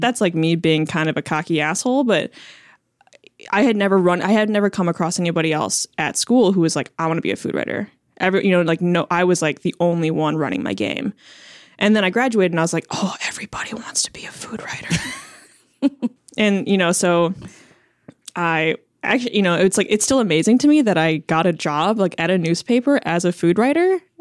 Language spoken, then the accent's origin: English; Chicago, Illinois, United States; first language Chinese; moved away as an adult; also born or lived in Champaign-Urbana, Illinois; now in Portland, United States; I was born and raised in Chicago